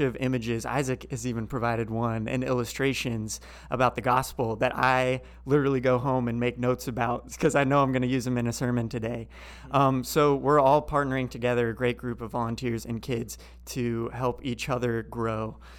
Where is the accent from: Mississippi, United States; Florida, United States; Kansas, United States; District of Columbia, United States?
Florida, United States; Leesburg; moved away as an adult; also born or lived in Salt Lake City, Utah / Birmingham, Alabama; now in Durham, United States; grew up in Central Florida in a small town called Leesburg, just northwest of Orlando.